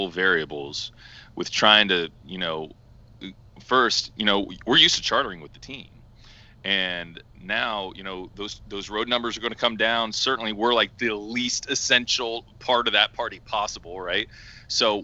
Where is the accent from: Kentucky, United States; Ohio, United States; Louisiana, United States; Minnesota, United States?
Ohio, United States; Columbus; moved away as an adult; now in Seattle, United States; I grew up in Columbus, Ohio, which I always like to joke is the biggest college town in the country.